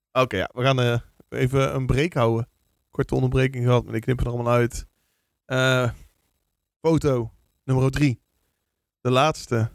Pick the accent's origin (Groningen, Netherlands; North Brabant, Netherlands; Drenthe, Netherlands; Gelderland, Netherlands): North Brabant, Netherlands; Vlijmen; ik kom dan van oorsprong uit Vlijmen. En dat is een dorpje met 12, 13.000 inwoners.